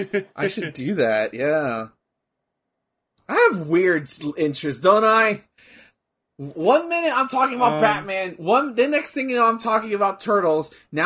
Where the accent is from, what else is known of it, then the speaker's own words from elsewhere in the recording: New Jersey, United States; I'm from New Jersey. That's how we talk.